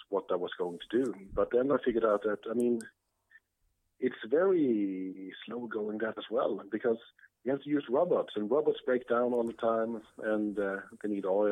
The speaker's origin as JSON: {"language": "English", "country": "Sweden", "tie": "born or raised there", "also_born_or_lived": "Lund, Sweden", "second_language": "English", "moved": "as an adult", "lives_now": "New York, United States", "said": "I'm from Sweden, grew up in Sweden"}